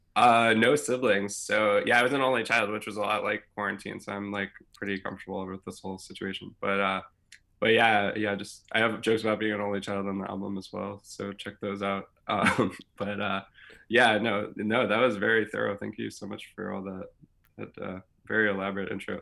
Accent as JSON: {"language": "English", "town": "Louisville", "region": "Kentucky", "country": "United States", "tie": "born or raised there", "also_born_or_lived": "Wisconsin / Chicago", "moved": "yes", "said": "I grew up in Louisville, Kentucky"}